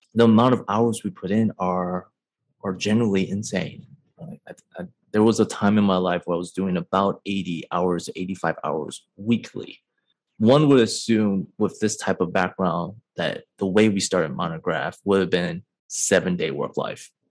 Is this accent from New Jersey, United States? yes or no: no; Chicago, Illinois, United States; moved away as an adult; also born or lived in Michigan; now in San Francisco, United States; I am born and raised in Chicago, now residing in San Francisco